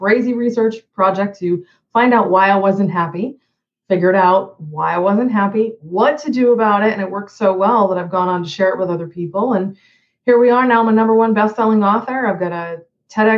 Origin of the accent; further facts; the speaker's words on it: Boston, Massachusetts, United States; moved away as an adult; also born or lived in Hawaii; now in Jacksonville, United States; I'm originally from the Boston area, like yourself.